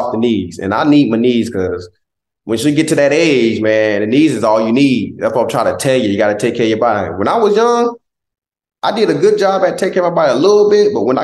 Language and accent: English; Southeast Georgia, United States; moved away; also born or lived in Philadelphia; He's one of our biggest role models in Southeast Georgia